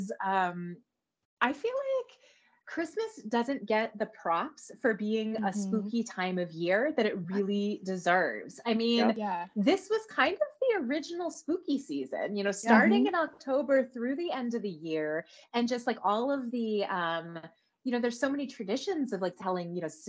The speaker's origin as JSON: {"language": "English", "town": "Santa Fe", "region": "New Mexico", "country": "United States", "tie": "born or raised there", "also_born_or_lived": "Colorado", "said": "I was born in Colorado, but then we moved to New Mexico, and my parents were a big part of the art scene in Santa Fe in the 80s"}